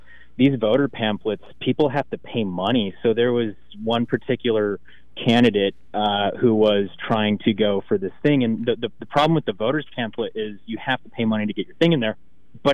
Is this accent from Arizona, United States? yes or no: yes; Arizona, United States; now in Oregon, United States; I came out to Oregon from Arizona, which Arizona had really, really bad voting laws.